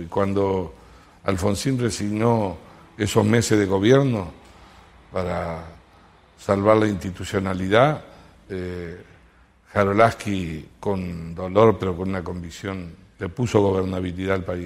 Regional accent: Lucas González, Entre Ríos, Argentina; now in Córdoba, Argentina; Se llama Lucas González, al lado de Nogoyá

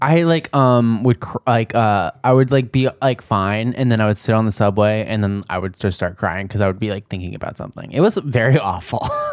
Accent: New Jersey, United States; I grew up in New Jersey

